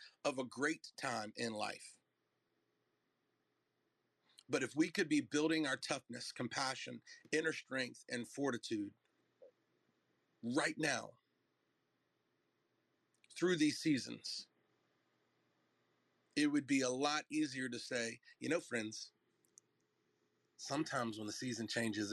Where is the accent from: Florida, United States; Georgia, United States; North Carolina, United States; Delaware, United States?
North Carolina, United States; moved away; I'm from North Carolina